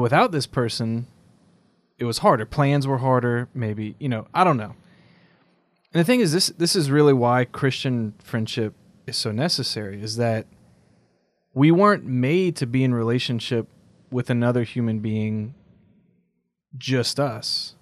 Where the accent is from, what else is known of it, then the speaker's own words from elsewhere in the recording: South Louisiana, United States; I'm from South Louisiana